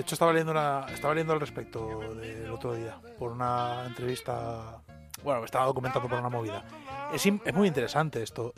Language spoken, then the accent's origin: Spanish; Barcelona, Catalonia, Spain; moved away; also born or lived in Río de la Plata; yo crecí con, un entorno muy similar a, la, a Rosalía, porque crecí en Barcelona.